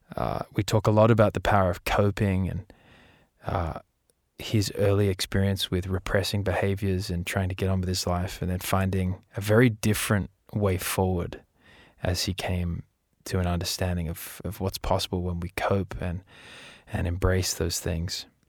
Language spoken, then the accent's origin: English; Australia; we're Australian